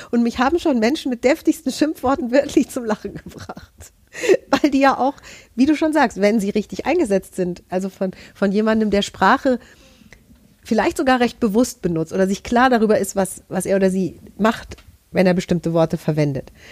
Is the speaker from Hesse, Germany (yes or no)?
yes; Hesse, Germany; Also ich bin aus Hessen, wir haben einen ganzen Katalog voll Direktbeleidigungen.